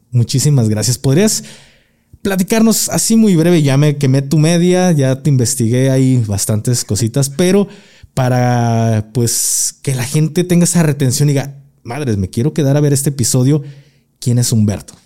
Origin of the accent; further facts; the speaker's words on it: Guadalajara, Jalisco, Mexico; soy tapatío